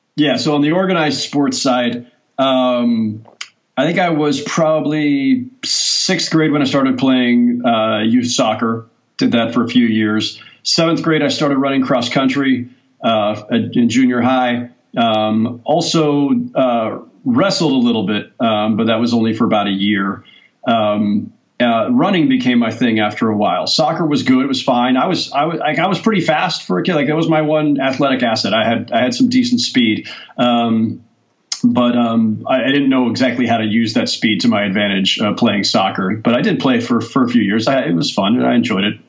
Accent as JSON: {"language": "English", "town": "San Jose", "region": "California", "country": "United States", "tie": "born or raised there", "said": "I'm growing up in San Jose in Silicon Valley"}